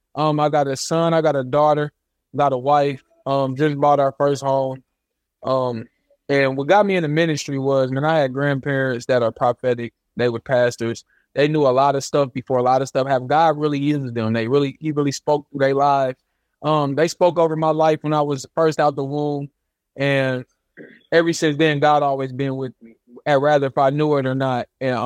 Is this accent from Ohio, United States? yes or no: yes; Dayton, Ohio, United States; Yep. Dayton, Ohio.